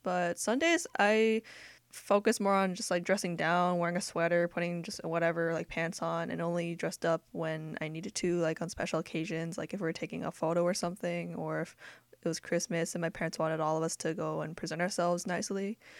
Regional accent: United States; I grew up in America and I'm accustomed to American culture because we're in America

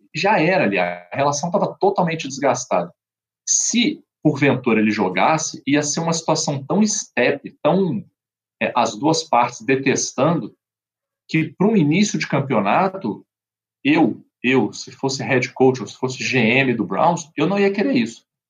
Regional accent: Brazil; como brasileiro

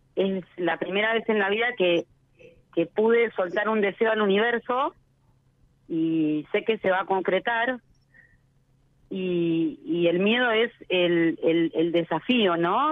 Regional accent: La Plata, Buenos Aires Province, Argentina; Yo soy este, platense, oriunda de La Plata

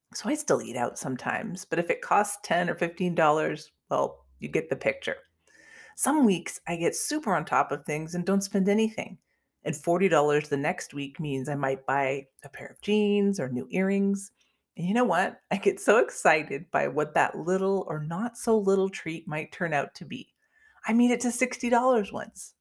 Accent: Canada; I'm actually Canadian

